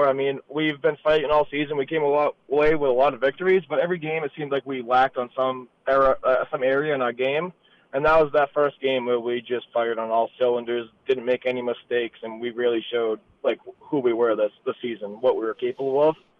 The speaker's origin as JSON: {"language": "English", "town": "Boston", "region": "Massachusetts", "country": "United States", "said": "I'm from Boston"}